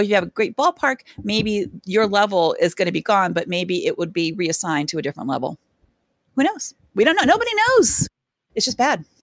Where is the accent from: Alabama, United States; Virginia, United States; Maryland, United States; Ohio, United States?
Ohio, United States; also born or lived in San Diego; I'm from, I'm from Ohio